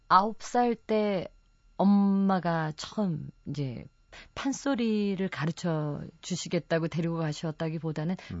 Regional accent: Mokpo, South Jeolla, South Korea; 목포가 고향인데 유달산이라는 산이 있어요.

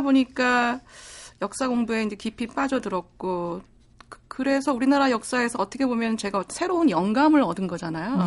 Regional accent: South Korea; moved away as an adult; also born or lived in Sweden; 제가 한국에 있었을 때는 한국인으로서의 정체성에 대해서 생각해 본 적이 없어요.

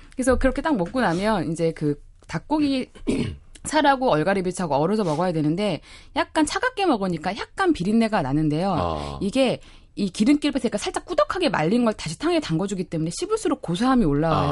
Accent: Yeosu, South Jeolla, South Korea; moved away; 저희 어릴 때는 저는 여수였잖아요. 예. 장어를 저희는 추어탕처럼 갈아서 장어탕 많이 먹고 자랐어요

